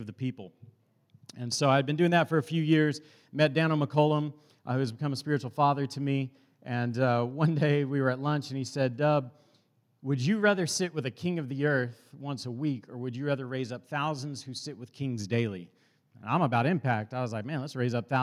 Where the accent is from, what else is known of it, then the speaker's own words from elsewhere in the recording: Dallas, Texas, United States; I grew up in South Oak Cliff, which is inner city Dallas